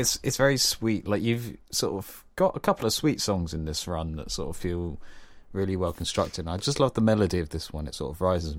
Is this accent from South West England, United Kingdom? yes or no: yes; South West England, United Kingdom; We're both Cornish, so it's fine.